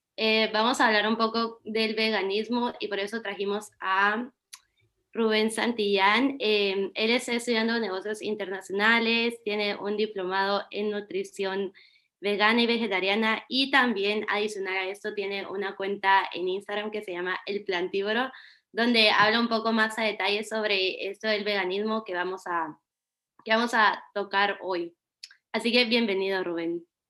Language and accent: Spanish; Guatemala; moved away; cuando salí de Guatemala